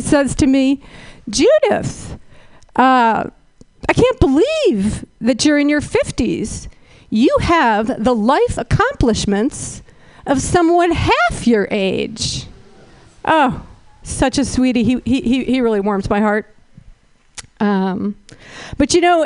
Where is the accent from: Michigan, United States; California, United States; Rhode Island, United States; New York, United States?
California, United States; Berkeley; I'm from Berkeley